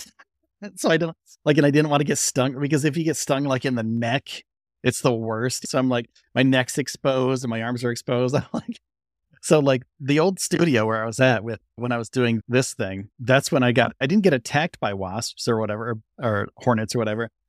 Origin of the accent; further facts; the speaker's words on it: Northeast, United States; also born or lived in Orlando, Florida; I'm from the Northeast.